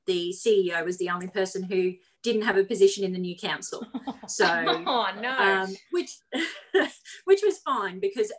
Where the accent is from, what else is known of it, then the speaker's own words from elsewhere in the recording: Emerald, Queensland, Australia; also born or lived in Capella; So I was born in Emerald.